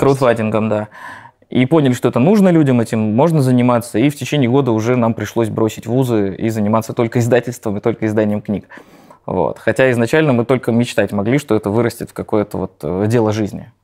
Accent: Nizhny Novgorod, Nizhny Novgorod Oblast, Russia; И я родом из Нижнего Новгорода

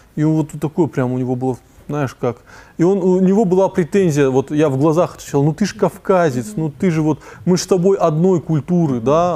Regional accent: North Ossetia–Alania, Russia; also born or lived in Moscow; Из Осетии

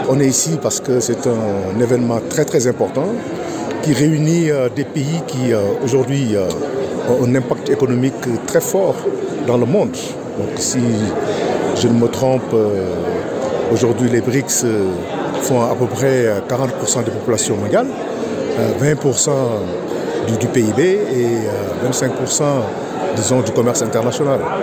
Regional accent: Senegal; nous, on est sénégalais

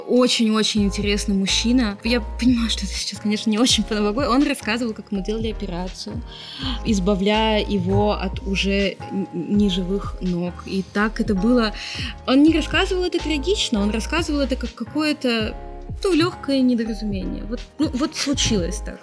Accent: Russia; also born or lived in Israel / Yekaterinburg, Russia

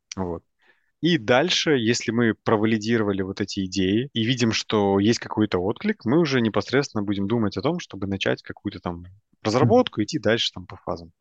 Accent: Minsk, Belarus; moved away as an adult; now in Vilnius, Lithuania; родом я из Минска. Вот, последние два года я живу в Вильнюсе

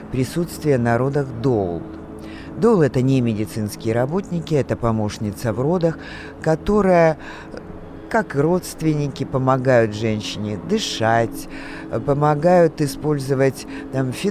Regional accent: Moscow Oblast, Russia; born there; Я родился в Подмосковье

